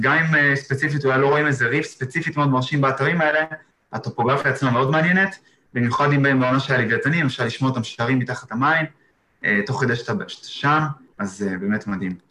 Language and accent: Hebrew; Israel; moved away as an adult; now in Exmouth, Australia